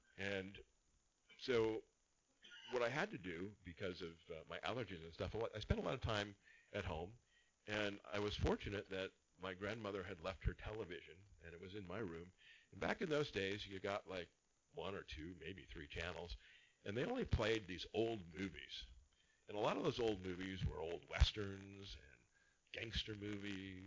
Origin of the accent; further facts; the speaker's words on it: Anaheim, California, United States; also born or lived in Rancho Santa Margarita; I grew up here in Orange County in Anaheim, about 2 miles away from Disneyland